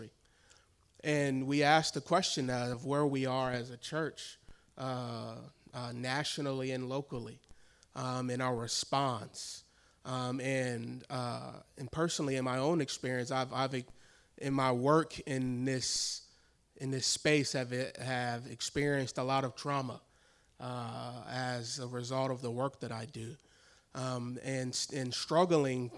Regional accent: Milwaukee, Wisconsin, United States; also born or lived in northern Chicago suburbs; I am from Milwaukee

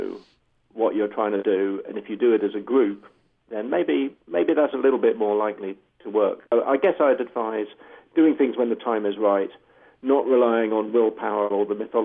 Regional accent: England, United Kingdom; I'm being English

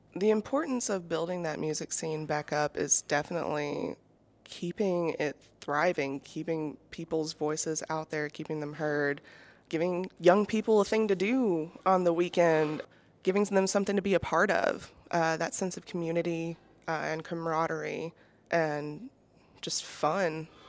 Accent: Decatur, Alabama, United States; also born or lived in Moulton, Alabama; I am from Decatur and Moulton

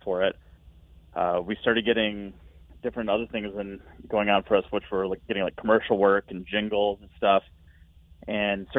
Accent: Rockford, Illinois, United States; we're both from Rockford

